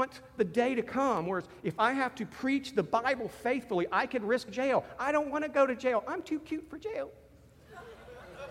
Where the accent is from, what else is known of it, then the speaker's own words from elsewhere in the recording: United States; I'm an American